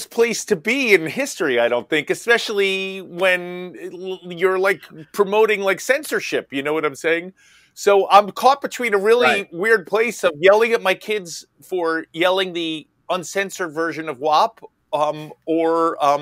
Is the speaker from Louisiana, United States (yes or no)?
no; New York, United States; I'm from New York